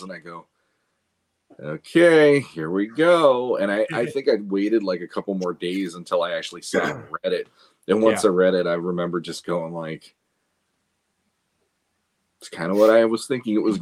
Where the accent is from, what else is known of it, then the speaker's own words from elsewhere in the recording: United States; we are still like Americans because that's where we hail from